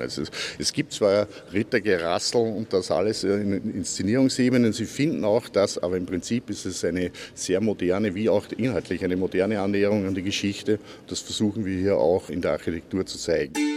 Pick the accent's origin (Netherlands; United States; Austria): Austria; ich bin Österreicher